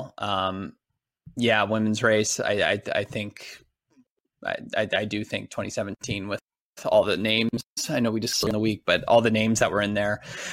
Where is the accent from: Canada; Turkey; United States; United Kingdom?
United States; as an American